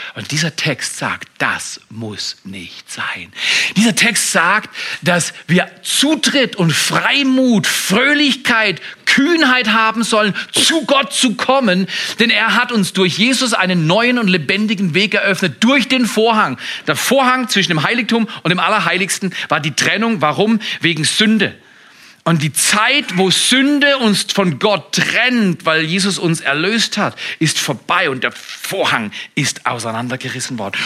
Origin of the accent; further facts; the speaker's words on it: Freiburg, Baden-Württemberg, Germany; Wir als Freiburger